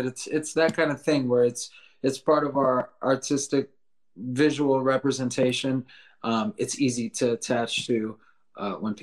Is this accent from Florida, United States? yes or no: yes; South Florida, United States; we're from South Florida